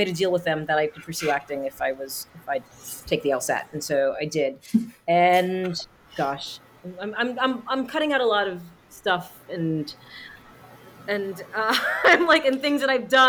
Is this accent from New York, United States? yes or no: yes; New York, United States; moved away as an adult; also born or lived in Los Angeles, United States; now in Paris, France; I am from America. I was born and raised in New York